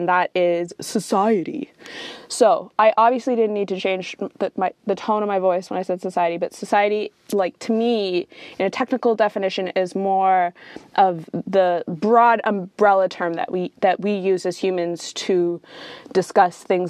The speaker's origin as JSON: {"language": "English", "country": "Canada", "said": "I'm coming from Canada"}